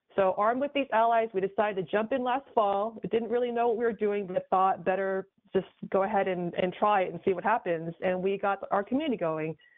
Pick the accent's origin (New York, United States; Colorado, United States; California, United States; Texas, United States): New York, United States; born or raised there; moved away as an adult; also born or lived in Taiwan; now in San Francisco Bay Area, United States